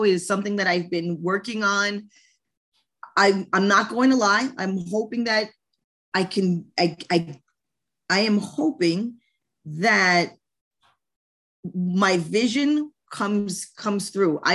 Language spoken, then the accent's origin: English; New York City, New York, United States; I'm from New York State, I'm from New York City